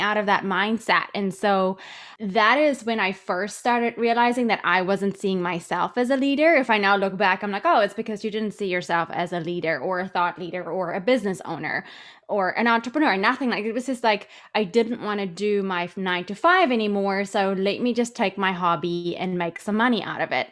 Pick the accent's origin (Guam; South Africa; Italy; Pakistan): South Africa; moved away as an adult; also born or lived in London / New York; I'm originally from South Africa. I worked as a money broker in London and New York